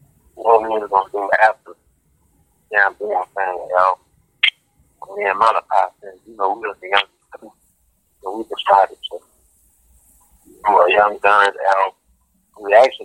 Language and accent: English; New Orleans, Louisiana, United States; I'm from New Orleans, Louisiana.